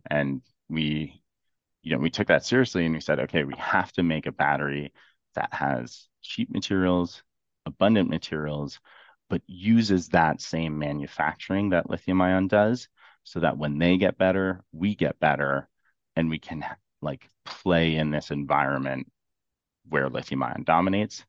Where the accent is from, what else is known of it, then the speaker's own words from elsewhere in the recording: Ontario, Canada; I'm from Ontario